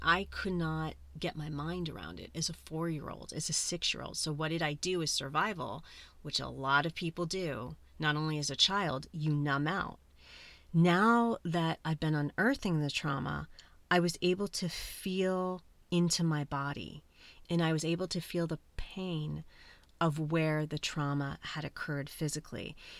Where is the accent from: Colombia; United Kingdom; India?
Colombia; I'm adopted. I'm originally from Colombia and my birth mother is indigenous Colombian.